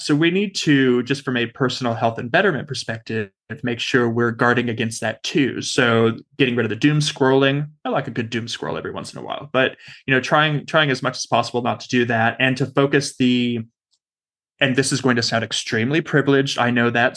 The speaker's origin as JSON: {"language": "English", "region": "Southern California", "country": "United States", "moved": "yes", "lives_now": "Australia", "said": "I'm from Southern California originally"}